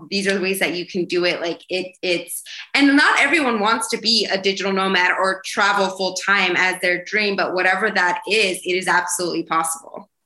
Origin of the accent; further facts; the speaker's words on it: Idaho, United States; moved away as an adult; also born or lived in New York; I'm originally from from Idaho